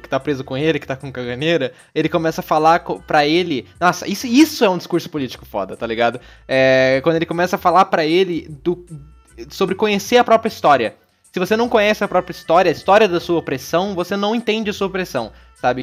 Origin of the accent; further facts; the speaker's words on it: interior of Paraná, Brazil; moved away; Eu nasci no Paraná, no interior do Paraná